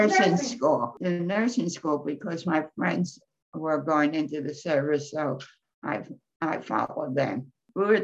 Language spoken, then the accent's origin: English; Philadelphia, Pennsylvania, United States; now in Virginia, United States; I'm from Philadelphia